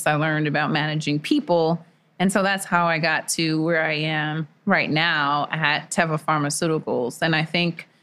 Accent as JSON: {"language": "English", "town": "New York City", "region": "New York", "country": "United States", "tie": "born or raised there", "moved": "yes", "lives_now": "Georgia, United States", "said": "I grew up in Jamaica, Queens"}